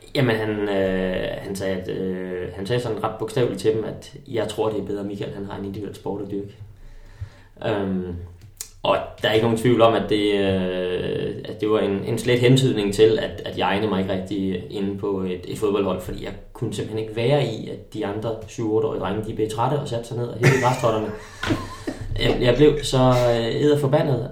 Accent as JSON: {"language": "Danish", "town": "Holbæk", "region": "Zealand", "country": "Denmark", "tie": "born or raised there", "also_born_or_lived": "Tølløse", "moved": "as an adult", "said": "det er også det sted, hvor jeg, øh, hvor jeg har haft min, min ungdom. Jeg gik i øh, gymnasiet i Holbæk"}